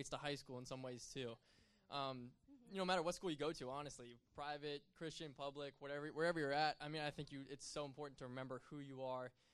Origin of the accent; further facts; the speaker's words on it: Camp Hill, Pennsylvania, United States; I went to Camp Hill, high school, middle school, and high school